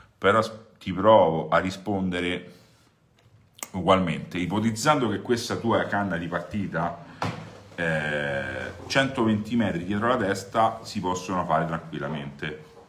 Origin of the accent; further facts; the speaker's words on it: Rome, Lazio, Italy; da romano